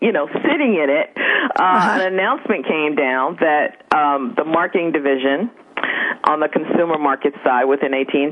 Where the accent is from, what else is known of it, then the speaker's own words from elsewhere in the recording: Dallas, Texas, United States; moved away as an adult; also born or lived in Houston, Texas; I'm originally from Dallas, Texas.